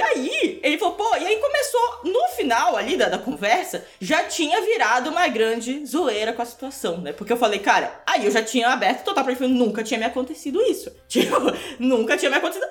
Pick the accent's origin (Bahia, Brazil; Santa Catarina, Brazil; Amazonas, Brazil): Amazonas, Brazil; Manaus; now in Curitiba, Brazil; Eu sou de Manaus, mas eu morei dez quase 10 anos em Curitiba